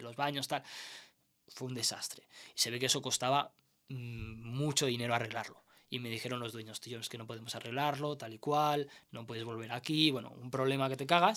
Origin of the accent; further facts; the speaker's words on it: El Prat de Llobregat, Catalonia, Spain; also born or lived in Segur de Calafell; había pasado cuando era niño tres años así, que mis padres se pillaron una torre allí, y luego la vendimos y volvimos al Prat